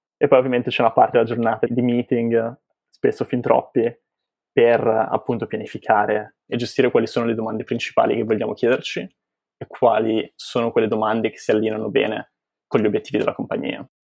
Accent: Genoa, Liguria, Italy; moved away as an adult; also born or lived in England / United States; now in Boston, United States; sono originario di Genova, in cui ho passato i miei primi vent'anni

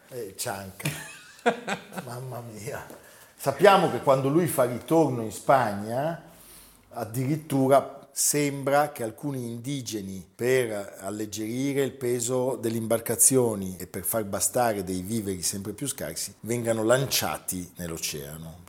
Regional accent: Genoa, Liguria, Italy; Io pensavo da genovese

